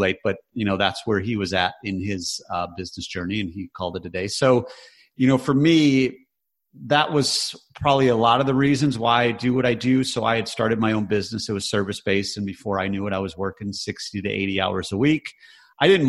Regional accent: Michigan, United States; we grew up in Michigan, which was very blue collar

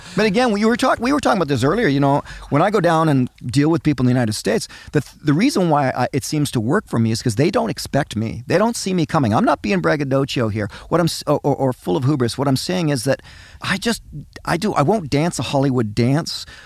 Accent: Canada; I'm, I'm a passionate Canadian. I love being Canadian.

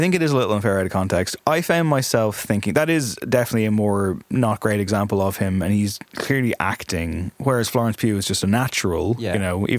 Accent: Liverpool, North West England, United Kingdom; I'm from Liverpool. It was not a name that was celebrated in that region.

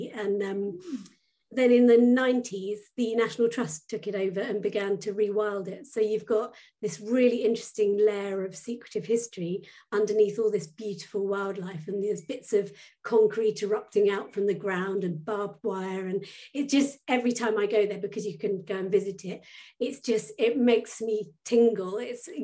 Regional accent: Suffolk coast, East of England, United Kingdom; now in Norfolk, United Kingdom; I was brought up on the Suffolk coast and I live in the countryside in Norfolk now

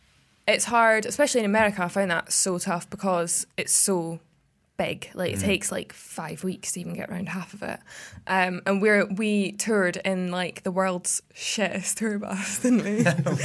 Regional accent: Scotland, United Kingdom; I'm Scottish

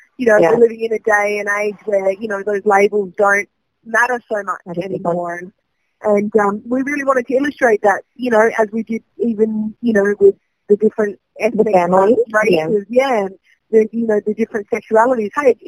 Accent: Adelaide, South Australia, Australia; So I'm homegrown. Yeah, I'm from Adelaide originally, and I mean, I love Adelaide. My family still lives here

